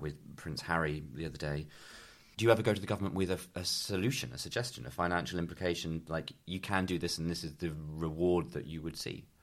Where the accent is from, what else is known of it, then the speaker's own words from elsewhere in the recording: New Forest, South East England, United Kingdom; also born or lived in Corfe, Dorset; I'm from the New Forest traditionally, originally